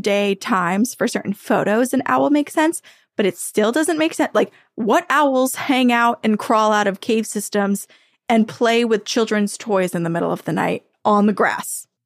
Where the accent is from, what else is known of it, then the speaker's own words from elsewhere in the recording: New England, United States; growing up in New England, the mountain range is here.